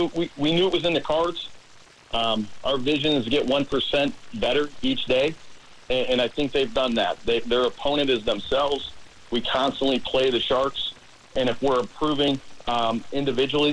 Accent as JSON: {"language": "English", "town": "Chicago", "region": "Illinois", "country": "United States", "tie": "born or raised there", "moved": "as an adult", "said": "I grew up up in Chicago"}